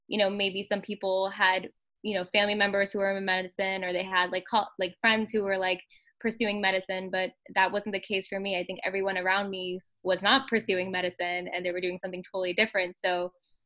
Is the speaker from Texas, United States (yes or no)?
no; New York City, New York, United States; first language English; also born or lived in Long Island; native New Yorker born and raised in Queens